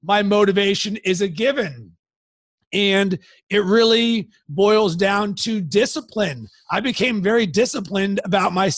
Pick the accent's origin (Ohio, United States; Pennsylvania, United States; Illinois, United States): Pennsylvania, United States; Pittsburgh; I grew up in Pittsburgh